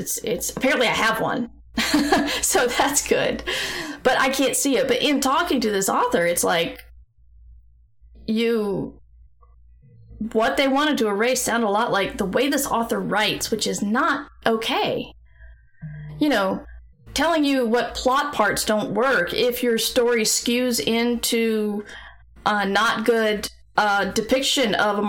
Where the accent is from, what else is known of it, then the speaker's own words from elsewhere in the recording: the South, United States; accent: Southern; all I know is I've tried to suppress my Southern accent for so long, it's hard for me to actually do a Southern accent.